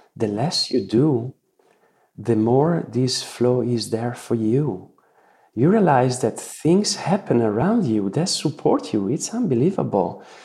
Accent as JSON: {"language": "English", "country": "Italy", "tie": "born or raised there", "said": "the Renaissance values I grew up with here in Italy"}